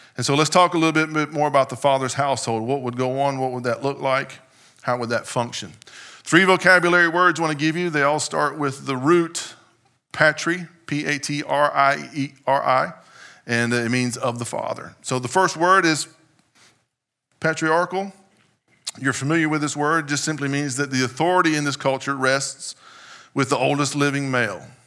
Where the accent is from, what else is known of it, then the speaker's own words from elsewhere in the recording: United States; as an American in twenty-first century